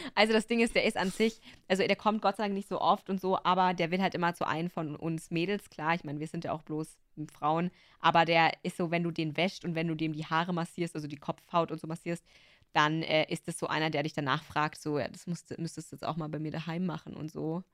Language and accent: German; Upper Bavaria, Germany; ich bin aus Oberbayern